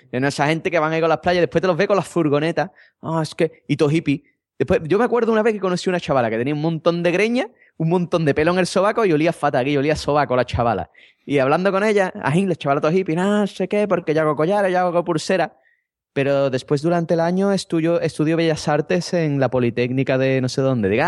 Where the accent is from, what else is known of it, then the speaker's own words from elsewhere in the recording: Madrid, Community of Madrid, Spain; yo soy de Madrid